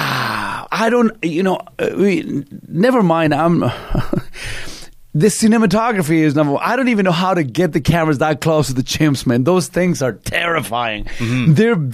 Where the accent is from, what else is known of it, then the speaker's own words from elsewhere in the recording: Canada; I was born in another country. I'm Canadian. I'm not something Canadian. I'm Canadian.